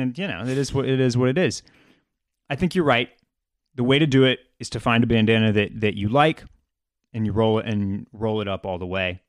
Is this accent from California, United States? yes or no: no; Texas, United States; we're from Texas